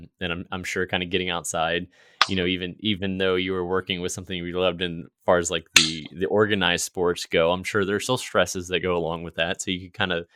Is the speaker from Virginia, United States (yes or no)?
yes; Lancaster, Virginia, United States; now in Richmond, United States; I grew up in Lancaster, Virginia, which is right on the Rappahannock River